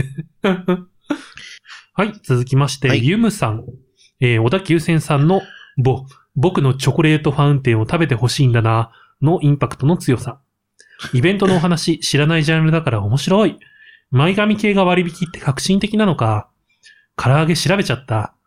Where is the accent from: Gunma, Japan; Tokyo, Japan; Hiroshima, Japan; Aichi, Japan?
Gunma, Japan; moved away; 僕も方言のあんまり強くない地域で育った